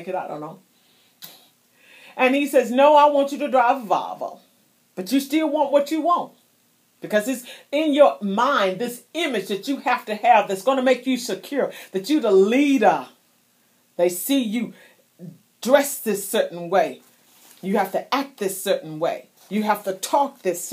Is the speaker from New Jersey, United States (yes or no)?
no; South Carolina, United States; moved away; also born or lived in Florida; I was born in South Carolina. I spent many years in Florida.